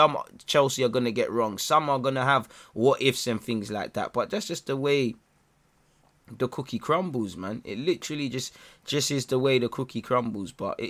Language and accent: English; Brazil; Man, I'm from Brazil. Life is not, you know, big up Brazil, but life is not sunshine and rainbows and ice cream.